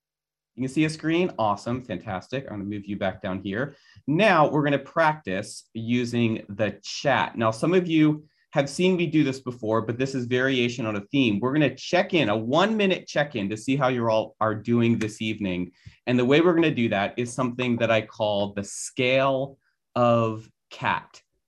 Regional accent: Philadelphia, Pennsylvania, United States; Some of you know that I am from Philadelphia. And for that reason, I suffer from a lifelong love of Philadelphia sports.

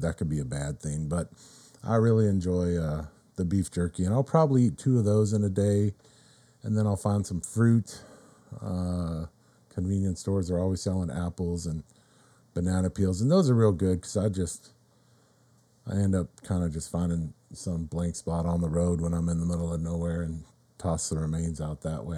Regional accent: Riverside, California, United States; also born or lived in Corona, California; I'm from Riverside, California.

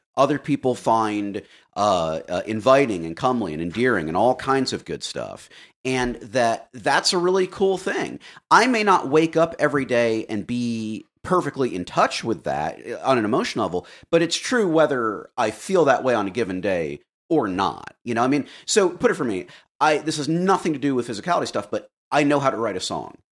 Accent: Florida, United States; I grew up in Florida

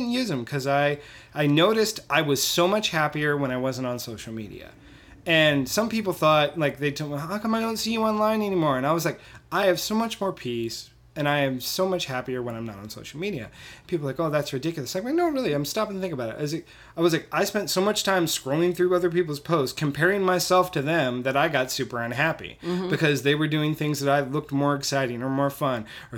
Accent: California, United States; now in Houston, United States; I'm from California.

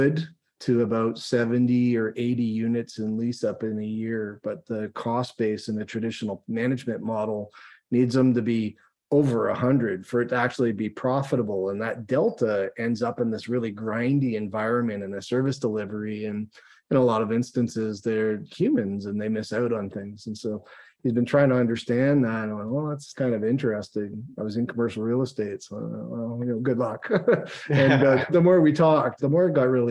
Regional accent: Toronto, Ontario, Canada; moved away as an adult; now in Calgary, Canada; I grew up in the Toronto area

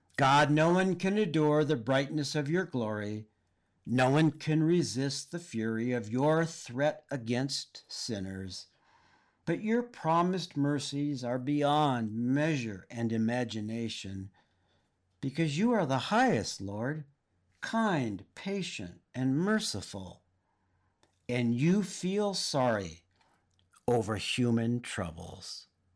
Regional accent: Oxnard, California, United States; I grew up in Oxnard, in Ventura County, north of L A proper

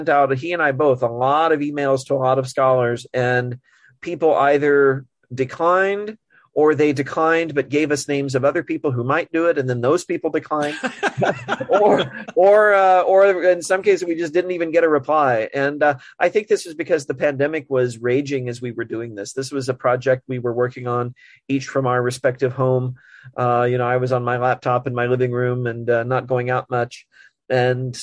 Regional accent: Montgomery City, Missouri, United States; moved away as an adult; also born or lived in Chicago, Illinois; now in Elizabethtown, United States; I grew up in a small town in Missouri, a place called Montgomery City.

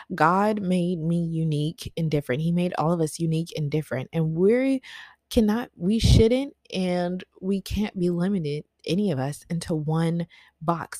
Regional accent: the South, United States; growing up in the South

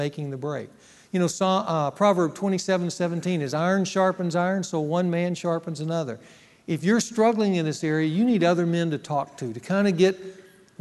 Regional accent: Ruston, Louisiana, United States; moved away; Ruston, my hometown

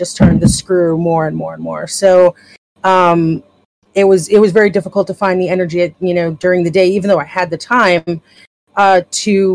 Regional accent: New York, United States; I'm out in Brooklyn and I'm from New York

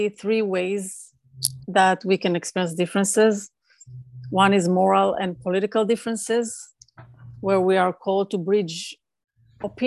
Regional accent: Israel; moved away as an adult; now in California, United States; Growing up in Israel

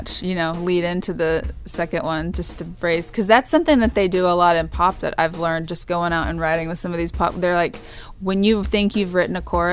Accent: Kansas, United States; moved away; my hometown in Kansas

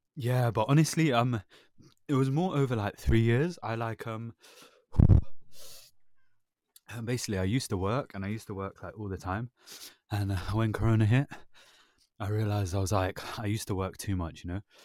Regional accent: London, United Kingdom; I was born in London

